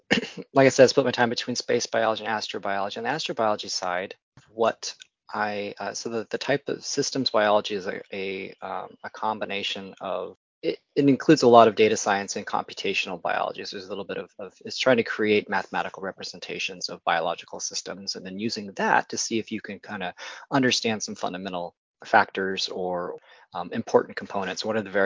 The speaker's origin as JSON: {"language": "English", "region": "California", "country": "United States", "tie": "born or raised there", "said": "So I'm actually a California native. I was born and raised in the Central Valley, born in Sacramento, but my dad worked for the state. And so we moved around a bit every time he kind of had a new position."}